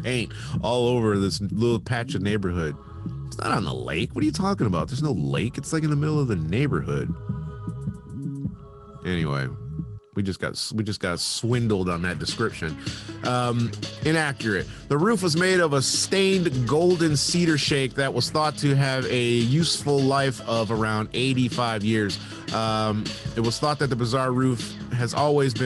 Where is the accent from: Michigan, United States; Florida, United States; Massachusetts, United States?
Michigan, United States; Bloomfield Hills; I'm from Bloomfield Hills.